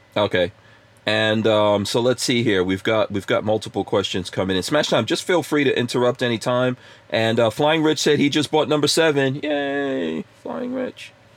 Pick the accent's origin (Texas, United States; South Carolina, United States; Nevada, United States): Texas, United States; I'm from Texas